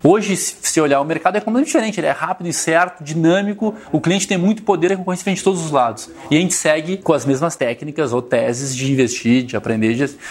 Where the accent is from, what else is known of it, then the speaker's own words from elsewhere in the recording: Rio Grande do Sul, Brazil; Quando a gente traz para o gaúcho, que é onde eu, de onde eu venho